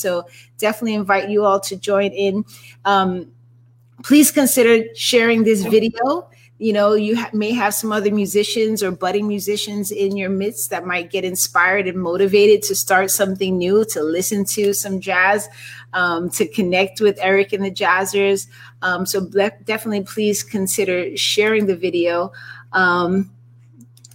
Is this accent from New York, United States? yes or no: yes; New York City, New York, United States; NYC represent. Absolutely. I'm from New York too.